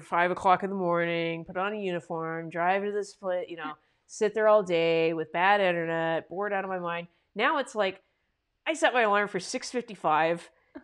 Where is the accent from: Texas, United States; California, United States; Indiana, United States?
California, United States; also born or lived in Utah; now in New York, United States; originally, I'm from California